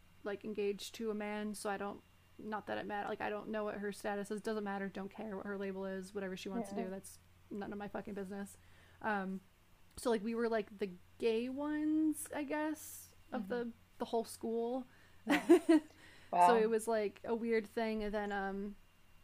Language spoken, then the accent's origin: English; upstate New York, United States; moved away as an adult; now in New England, United States; I grew up in upstate New York, like in between Albany and Syracuse